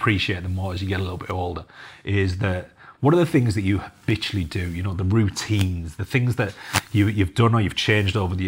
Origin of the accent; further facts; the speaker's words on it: Cumbria, North West England, United Kingdom; I'm from Cumbria, you know, I'm from the farming capital of the UK practically